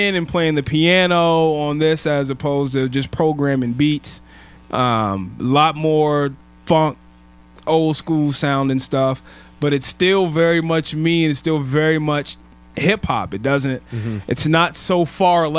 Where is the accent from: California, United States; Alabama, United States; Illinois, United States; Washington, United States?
Washington, United States; Federal Way; born or raised there; also born or lived in Tacoma, Washington